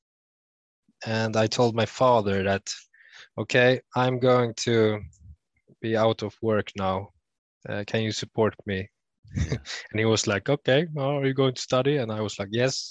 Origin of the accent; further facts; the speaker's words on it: Sweden; from Sweden